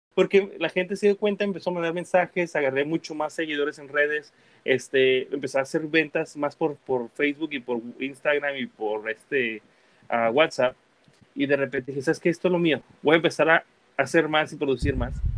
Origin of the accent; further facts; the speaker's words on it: United States; also born or lived in Guadalajara, Jalisco, Mexico; A mis siete años me fui a Estados Unidos, estudié y trabajé allá